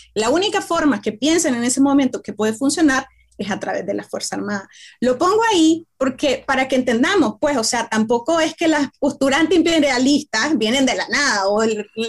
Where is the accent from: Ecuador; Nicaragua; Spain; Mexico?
Nicaragua